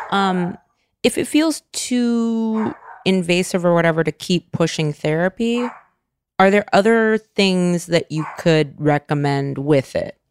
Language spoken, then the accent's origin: English; California, United States; I grew up in California